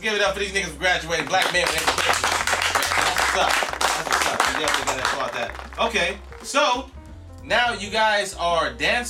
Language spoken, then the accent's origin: English; Chicago, Illinois, United States; Yes, I am from Chicago.